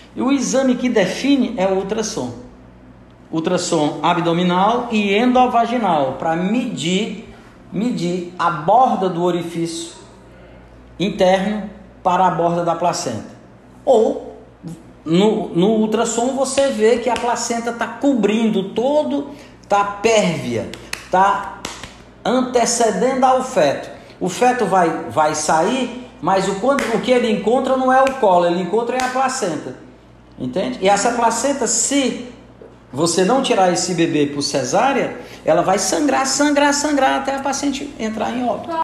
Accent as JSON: {"language": "Portuguese", "town": "Santana", "country": "Brazil", "said": "eu sou de Santana"}